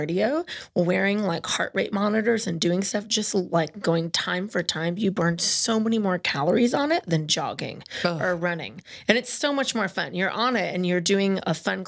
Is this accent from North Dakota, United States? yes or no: no; California, United States; moved away; I'm from California